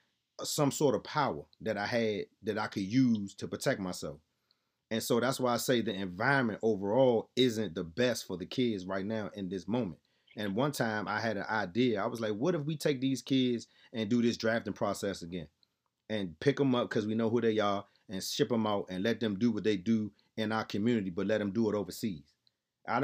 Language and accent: English; Laurel, Maryland, United States; born or raised there; also born or lived in Southeast, Washington, D.C.